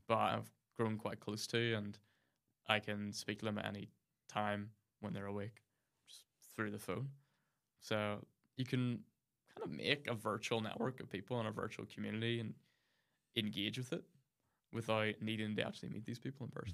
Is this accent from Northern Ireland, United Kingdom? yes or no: yes; near Mount Stewart, Ards Peninsula, County Down, Northern Ireland, United Kingdom; I grew up near Mount Stuart in the Arts Peninsula, which is a country home of the, the London Dairy family who ruled kind of most of that part of the county down in the seventeen, eighteen hundreds.